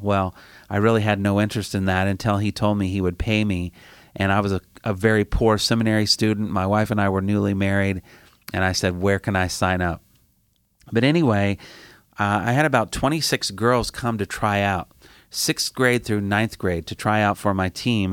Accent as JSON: {"language": "English", "region": "Indiana", "country": "United States", "said": "I'm from Indiana, the Midwest, one of the flyover states"}